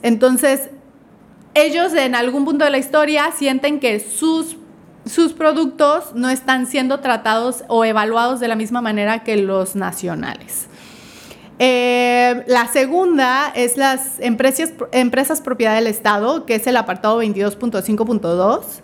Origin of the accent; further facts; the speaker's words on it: Mexico; para nosotros como mexicanos